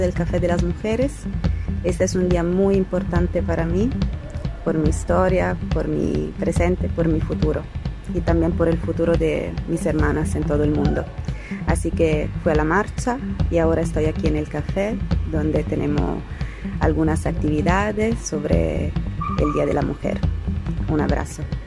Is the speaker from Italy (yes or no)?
yes; Italy; moved away as an adult; now in Santiago, Chile; soy italiana y vivo en Chile hace dos años.